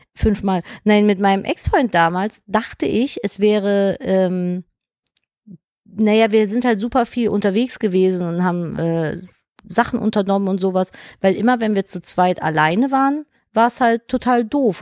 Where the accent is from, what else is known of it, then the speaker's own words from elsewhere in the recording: Cologne, North Rhine-Westphalia, Germany; ich bin ja geboren in Köln, ich kann es ja nicht oft genug erzählen. Wenn du gebürtiger Kölner bist, ist es so schwer, dich aus Köln wegzukriegen